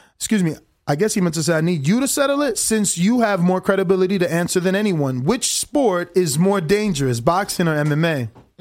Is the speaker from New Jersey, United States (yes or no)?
yes; New Jersey, United States; moved away as an adult; now in Las Vegas, United States; I'm originally from New Jersey